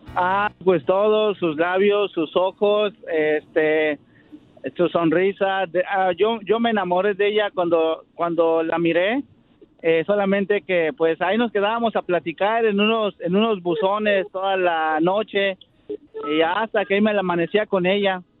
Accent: Mexico City, Mexico; now in Santa Clara, United States; yo soy de la Ciudad de México y este radico aquí en Santa Clara, California

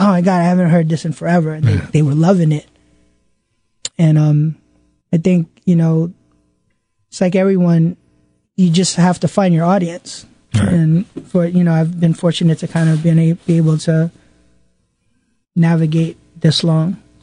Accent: New York City, New York, United States; I'm from Queens

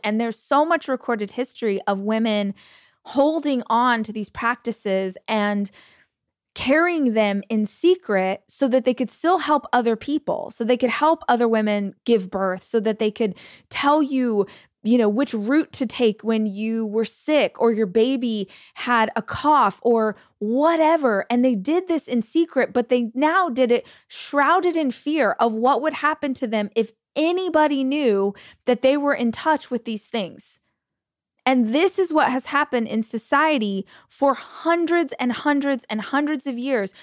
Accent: United States; As an American

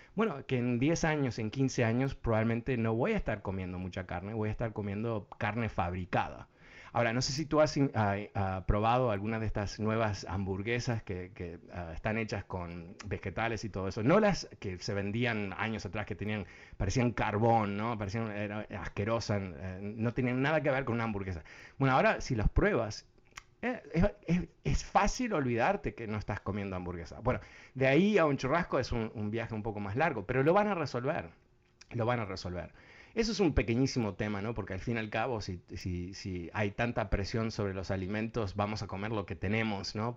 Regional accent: Uruguay; Yo soy uruguayo.

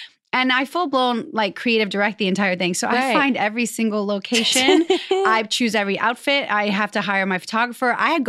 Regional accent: Louisiana, United States; I'm from Louisiana.

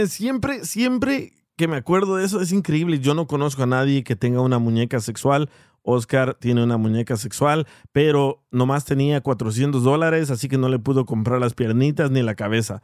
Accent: El Salvador; now in United States; soy salvadoreño

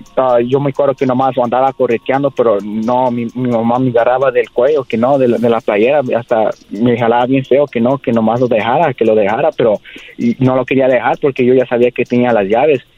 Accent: Whittier, California, United States; born or raised there

